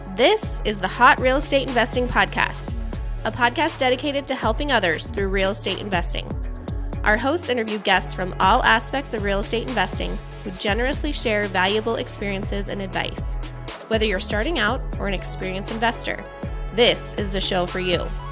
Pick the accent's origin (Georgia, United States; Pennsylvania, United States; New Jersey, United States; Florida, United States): Georgia, United States; Stone Mountain; moved away as an adult; also born or lived in Kentucky; now in Phoenix, United States; I grew up actually in Atlanta, Georgia, in a little place called Stone Mountain, Georgia